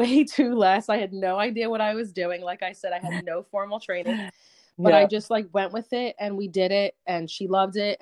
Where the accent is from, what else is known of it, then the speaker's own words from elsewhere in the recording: Princeton, New Jersey, United States; moved away as an adult; also born or lived in Philadelphia, Pennsylvania; now in Pennsylvania, United States; I'm actually from Princeton, New Jersey.